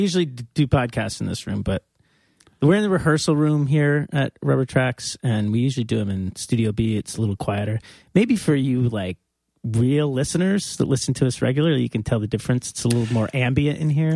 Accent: New York, United States; We're from New York.

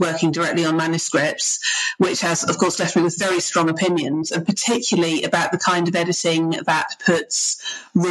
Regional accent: United Kingdom; I'm a Brit

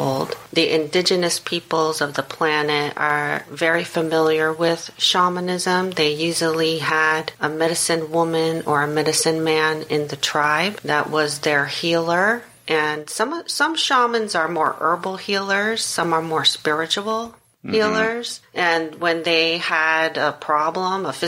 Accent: New York City, New York, United States; moved away as an adult; also born or lived in Washington, D.C. area / Northern Virginia; now in Charleston, United States; I'm originally from New York City, grew up in the Upper West Side of Manhattan

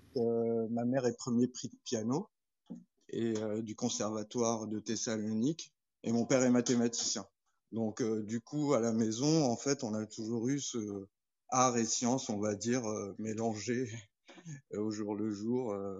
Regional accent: Morocco; moved away as an adult; also born or lived in France; now in Nantes, France; j'ai grandi au Maroc

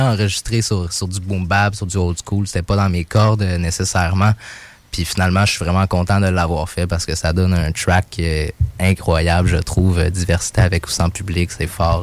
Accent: Mont-Saint-Hilaire, Quebec, Canada; moved away as an adult; now in Montreal, Canada; j'ai grandi à Mont-Saint-Hilaire, j'ai passé toute mon adolescence là

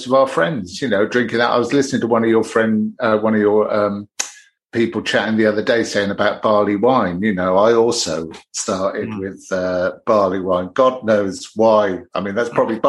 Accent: Nailsea, South West England, United Kingdom; also born or lived in Birmingham; now in Brighton, United Kingdom; although I was born in Birmingham, I moved to the West Country when I was 4 years old and lived outside Bristol, a little town called Nailsea

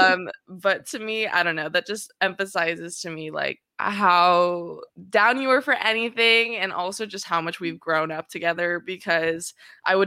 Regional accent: Orange County, California, United States; growing up in Orange County as like a Black biracial woman

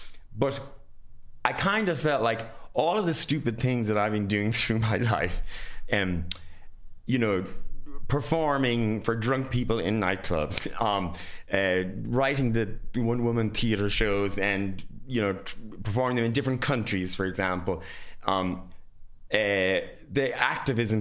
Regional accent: Ireland; I'm very Irish

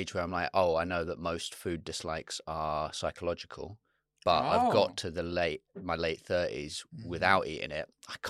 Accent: Chalfont St Peter, South East England, United Kingdom; This is a village called Chalfont St. Peter.

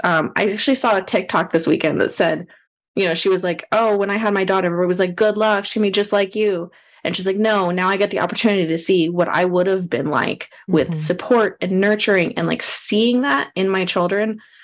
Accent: Austin, Texas, United States; I grew up here in the Austin, Texas area

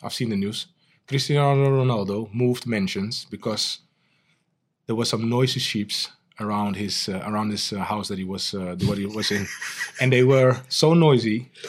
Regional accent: Amsterdam, North Holland, Netherlands; So Amsterdam is my hometown over all these years still.

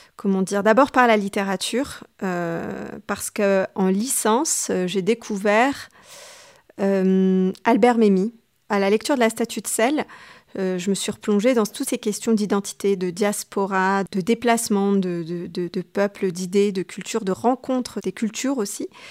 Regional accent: Tunis, Tunis Governorate, Tunisia; moved away as an adult; now in Madagascar; j'ai grandi euh, à Tunis. Je suis née à Tunis euh, et euh, j'y suis restée jusqu'à l'âge de 18 ans

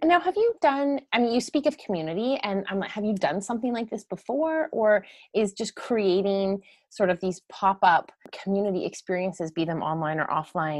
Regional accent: Ontario, Canada; now in Vancouver, Canada; I'm from Ontario myself

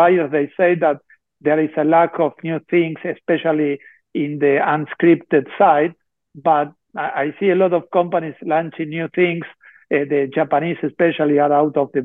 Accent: Argentina; we are from Argentina

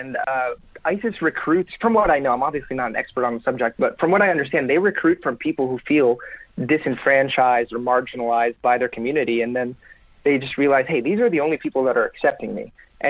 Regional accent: Florida, United States; But I grew up in Florida, which is not much better, but I'm in my 20s, so I grew up through 9/11, and being a Muslim kid in middle school during that time was not very fun.

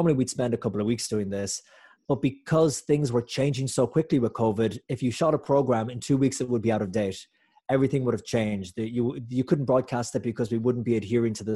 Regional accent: Clare, Munster, Ireland; now in New York City, United States; I'm from Clare.

